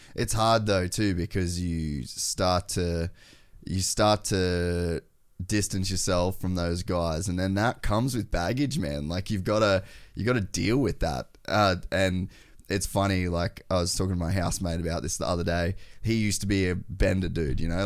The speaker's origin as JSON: {"language": "English", "town": "Cairns", "region": "Queensland", "country": "Australia", "tie": "born or raised there", "said": "we grew up in Cairns and, like, Edmonton"}